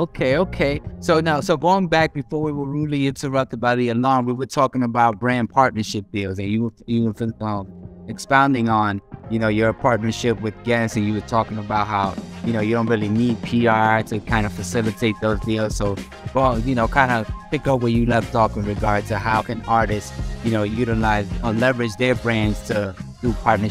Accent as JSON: {"language": "English", "country": "Dominican Republic", "said": "I'm Dominican. No, pero yo hablo muy bien cuando yo quiero"}